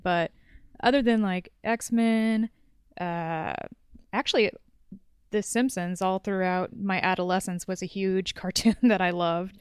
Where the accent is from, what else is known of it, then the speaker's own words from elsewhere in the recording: Orange County, Southern California, United States; also born or lived in Los Angeles; born and raised in Southern California